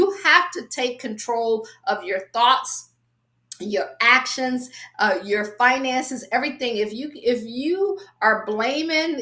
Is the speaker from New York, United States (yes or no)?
no; Akron, Ohio, United States; moved away as an adult; also born or lived in Washington, D.C. area / Baltimore / Boston / Pittsburgh; I'm from Akron, grew up, I always say, shy, sheltered, and in church basically 6 days a week